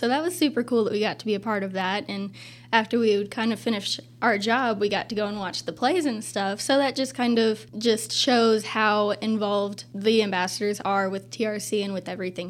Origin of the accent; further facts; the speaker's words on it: Twin Rivers, Missouri, United States; I came from Twin Rivers, and Twin Rivers is very small.